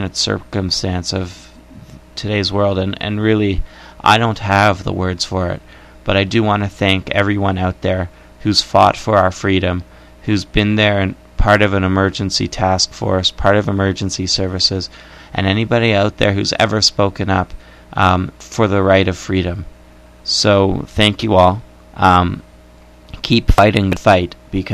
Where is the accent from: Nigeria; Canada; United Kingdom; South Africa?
Canada; I am Canadian